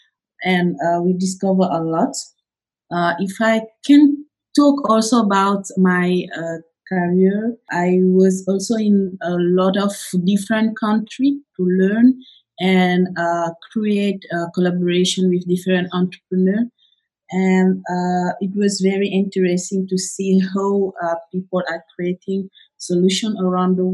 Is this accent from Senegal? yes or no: yes; Senegal; I was born in Senegal in 1995, and I grew up here in Senegal.